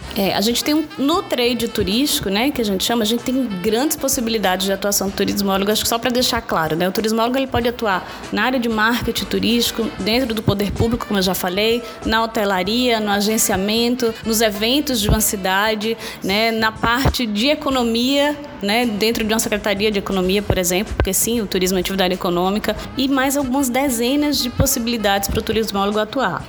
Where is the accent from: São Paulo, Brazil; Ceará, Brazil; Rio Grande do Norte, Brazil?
Rio Grande do Norte, Brazil; Natal; eu sou de Natal, e as pessoas vinham visitar a minha cidade